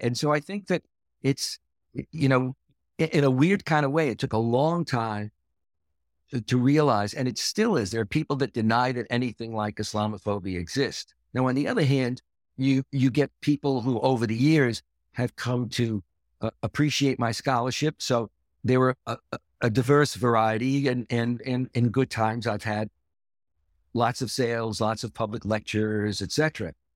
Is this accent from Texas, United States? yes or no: no; New York City, New York, United States; I was born and raised in Brooklyn